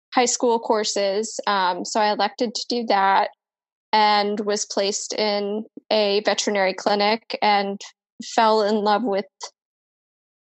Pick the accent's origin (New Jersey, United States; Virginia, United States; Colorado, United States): Colorado, United States; now in Florida, United States; I am originally from Colorado, and it's really cold there.